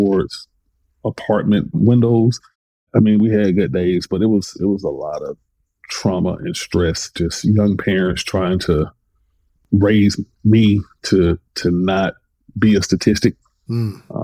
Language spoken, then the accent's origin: English; Atlanta, Georgia, United States; I was born in 1976 in Atlanta